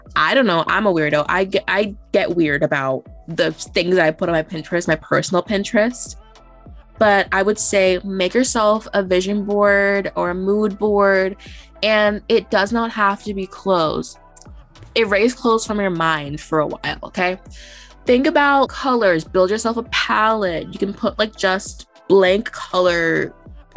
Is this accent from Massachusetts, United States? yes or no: yes; Boston, Massachusetts, United States; we grew up in Boston or like the greater Boston area